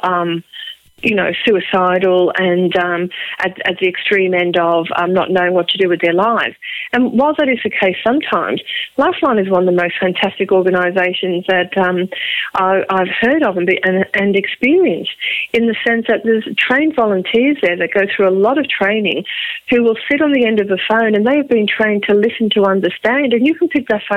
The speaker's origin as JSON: {"language": "English", "town": "Liverpool", "region": "North West England", "country": "United Kingdom", "accent": "Liverpool", "moved": "yes", "lives_now": "Australia", "said": "my Liverpool accent"}